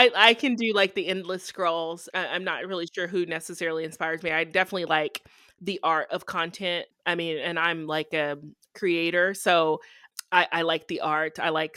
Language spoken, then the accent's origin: English; the South, United States; I probably would have chose Florida, honestly, because I'm from the South.